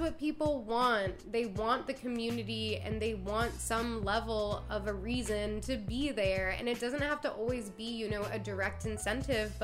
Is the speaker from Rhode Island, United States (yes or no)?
no; Maryland, United States; moved away; also born or lived in Washington, D.C.; I'm from Maryland. I lived in DC